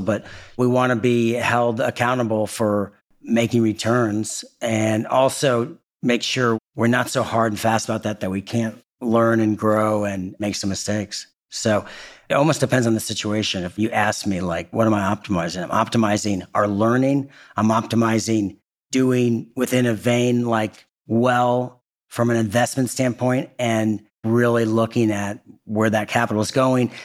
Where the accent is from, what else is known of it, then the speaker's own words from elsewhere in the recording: Indianapolis, Indiana, United States; moved away; also born or lived in Northern California; I'm a Hoosier. I'm from Indiana. I spend a lot of my time in beautiful Northern California and I'm back in my home state and home city of Indianapolis a lot